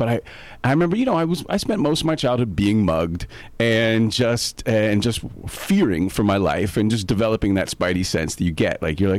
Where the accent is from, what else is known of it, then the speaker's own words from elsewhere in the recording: New York City, New York, United States; moved away as an adult; now in California, United States; I grew up in New York City. I left there when I was about 24, came out here, fell in love with California.